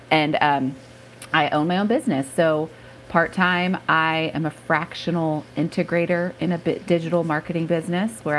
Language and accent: English; Texas, United States; live right outside of Houston, although I grew up in a suburban bubble, so I have no accent, but I say y'all and fixin' to.